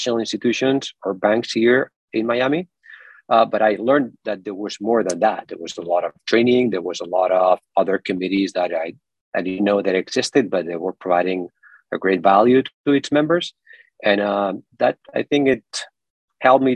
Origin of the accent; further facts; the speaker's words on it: Terrassa, Catalonia, Spain; moved away as an adult; also born or lived in Dominican Republic; in a city, it's called Terrassa. It's my hometown near Barcelona